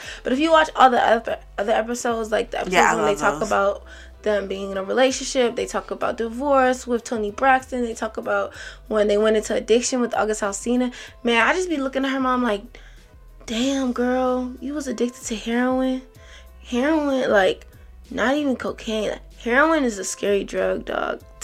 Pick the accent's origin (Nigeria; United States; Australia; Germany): Nigeria; As a Nigerian